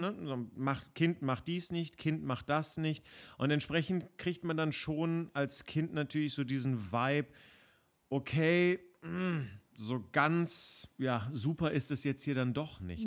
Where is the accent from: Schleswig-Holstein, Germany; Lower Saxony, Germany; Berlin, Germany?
Berlin, Germany; ich bin ja in Westberlin geboren und auch groß geworden